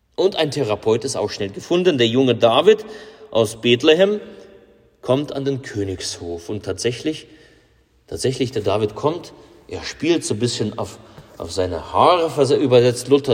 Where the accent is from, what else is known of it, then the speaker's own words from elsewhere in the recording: Russia; bei uns in Russland